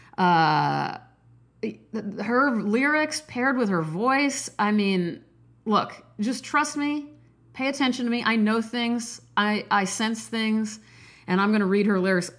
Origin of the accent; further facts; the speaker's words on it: Nebraska, United States; I'm from Nebraska.